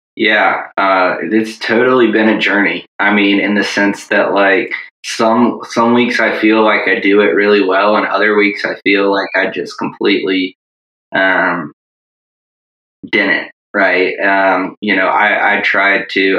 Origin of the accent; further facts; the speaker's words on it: Tallahassee, Florida, United States; moved away as an adult; also born or lived in Durham, North Carolina; now in Virginia, United States; originally from Tallahassee, Florida.